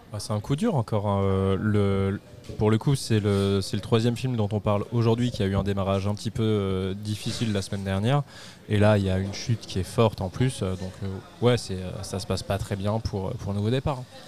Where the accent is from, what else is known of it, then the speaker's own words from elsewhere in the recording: France; on est français